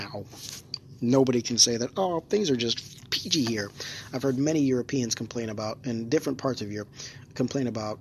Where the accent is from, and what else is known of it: United States